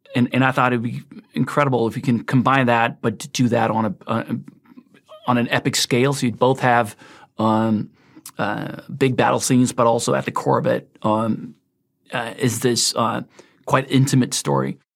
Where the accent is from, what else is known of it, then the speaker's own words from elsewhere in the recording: Sweden; moved away; also born or lived in United States; I've basically lived half my life in the States, half my life in Sweden, grew up in Sweden